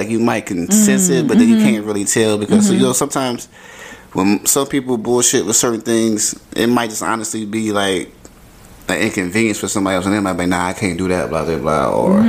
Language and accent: English; Virginia, United States; I'm from Virginia, by the way, that's why I keep saying y'all.